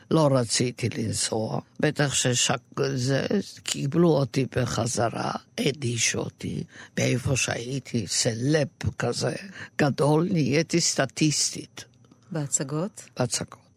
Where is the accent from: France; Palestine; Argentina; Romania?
Romania; now in Israel; עכשיו, אני באתי מרומניה